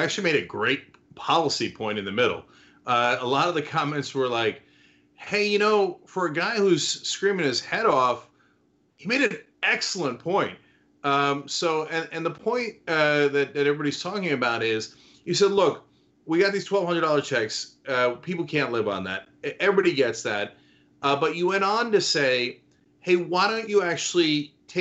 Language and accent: English; New Jersey, United States; I grew up in Jersey.